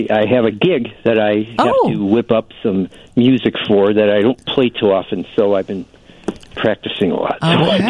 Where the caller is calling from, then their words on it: Chicago, Illinois, United States; I'm calling from Chicago.